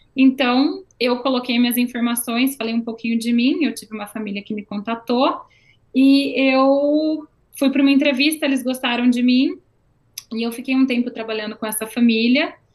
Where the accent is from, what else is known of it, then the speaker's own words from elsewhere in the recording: Campinas, São Paulo, Brazil; moved away as an adult; now in Canada; eu sou do interior de São Paulo, eu sou de Campinas